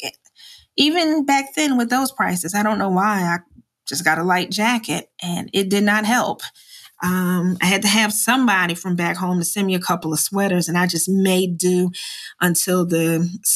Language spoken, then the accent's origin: English; New Jersey, United States; moved away as an adult; I'm from Jersey